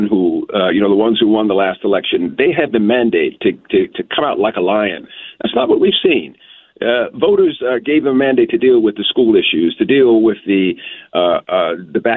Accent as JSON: {"language": "English", "town": "Greensboro", "region": "North Carolina", "country": "United States", "tie": "born or raised there", "moved": "yes", "lives_now": "Virginia, United States", "said": "I was born in Greensboro, North Carolina."}